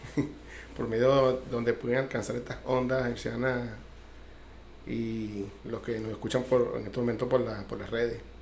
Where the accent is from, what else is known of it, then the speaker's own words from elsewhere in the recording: Caracas, Capital District, Venezuela; now in Cuba; yo soy de Caracas, eh, nacido en Caracas, caraqueño